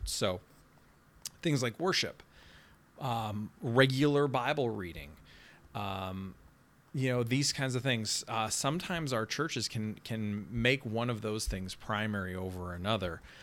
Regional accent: Canada; now in Nashville, United States; as the Canadian

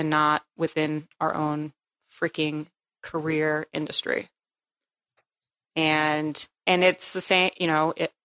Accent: New England, United States; I grew up in New England.

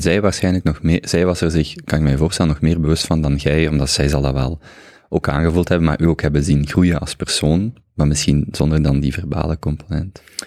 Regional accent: Genk, Flanders, Belgium; ik ben als Genkenaar

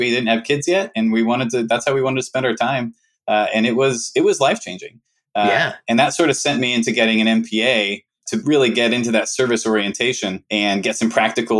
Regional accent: South Salt Lake, Utah, United States; Originally from Salt Lake City, Utah, born and raised in South Salt Lake, the Mill Creek area.

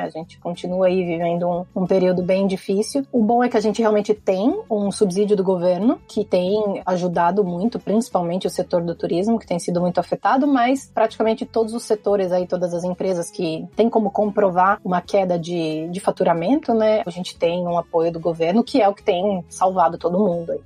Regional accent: Santo André, São Paulo, Brazil; moved away as an adult; also born or lived in Porto, Portugal; now in Croatia; Eu sou da região do ABC Paulista, então Grande São Paulo, aí no Brasil

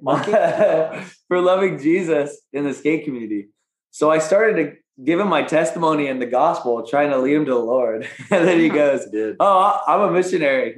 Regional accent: Phoenix, Arizona, United States; We're both from Phoenix, Arizona

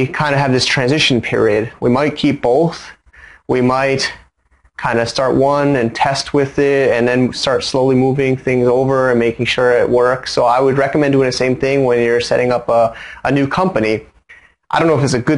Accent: United States; now in Hong Kong; as an American

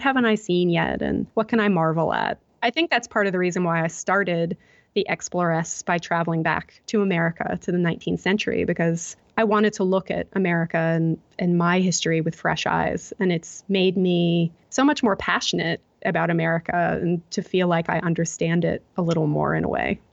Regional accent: United States; moved away as an adult; now in Melbourne, Australia; as an American, I think now that I'm in Australia

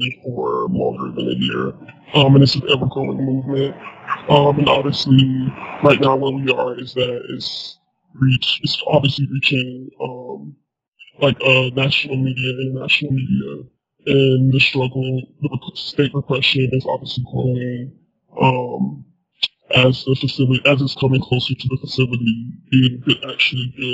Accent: South Georgia, United States; born and raised in South Georgia

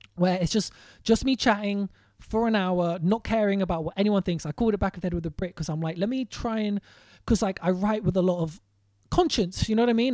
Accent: London, United Kingdom; I grew up in West Hampstead, but I spent a lot of time in Kilburn.

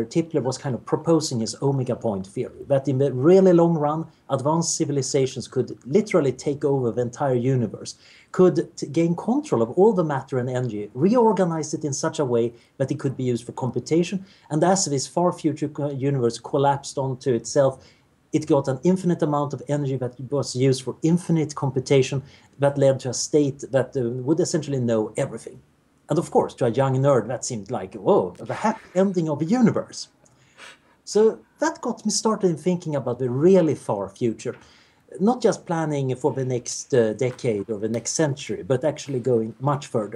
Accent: Sweden; I grew up in Sweden in the 70s, which was about as boring as you can imagine.

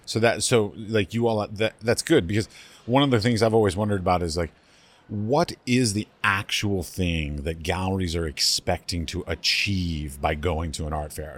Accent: United States; as an ignorant American

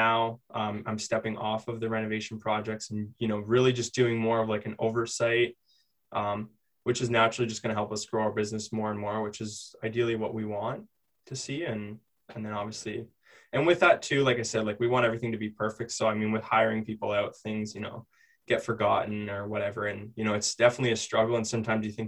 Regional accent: London, Ontario, Canada; we're from London

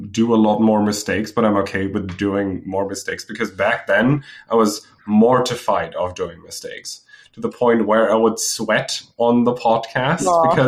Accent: Germany; accent: German; English is a second language; my German accent was kind of faded out over the time and I got better speaking

